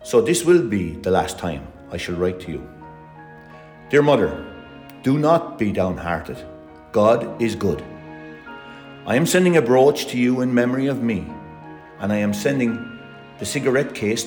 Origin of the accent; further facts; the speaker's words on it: Ireland; We're all Irish